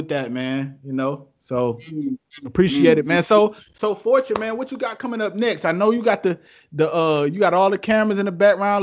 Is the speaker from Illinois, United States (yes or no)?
no; Detroit, Michigan, United States; downtown in my hometown city, Detroit